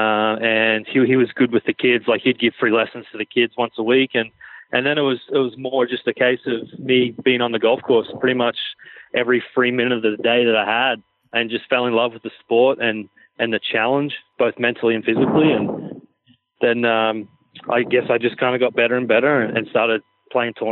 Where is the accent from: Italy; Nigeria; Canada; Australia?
Australia; moved away as an adult; also born or lived in Oklahoma, United States; I pretty much played a lot of the sports growing up in Australia